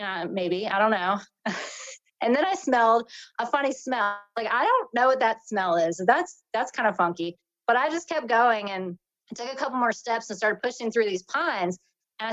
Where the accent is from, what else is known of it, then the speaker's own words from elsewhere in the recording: North Carolina, United States; I'm from North Carolina. I've lived here most of my life